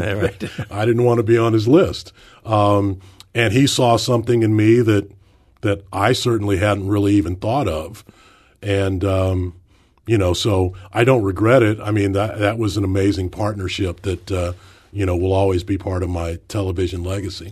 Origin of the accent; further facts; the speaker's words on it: St. Louis, Missouri, United States; work in my hometown